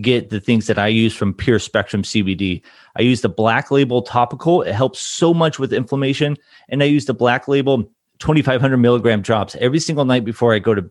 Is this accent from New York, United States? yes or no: no; Newport Beach, California, United States; moved away as an adult; also born or lived in Anthem, Arizona; I grew up in Newport Beach, Orange County area